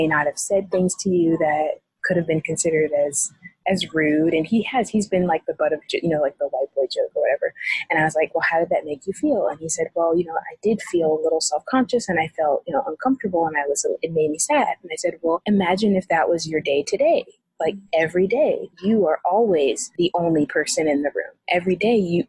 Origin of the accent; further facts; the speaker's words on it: Missouri, United States; I am from Missouri, and I am from Missouri